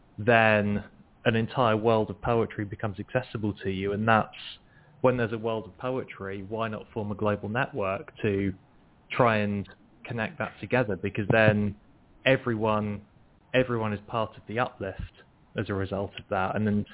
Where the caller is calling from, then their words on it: Nottingham, East Midlands, United Kingdom; From the UK, from Nottingham.